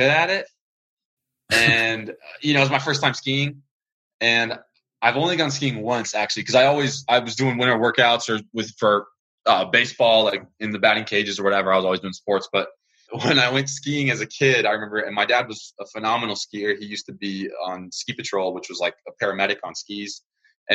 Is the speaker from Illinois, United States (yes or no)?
no; Colorado, United States; moved away; I grew up in Colorado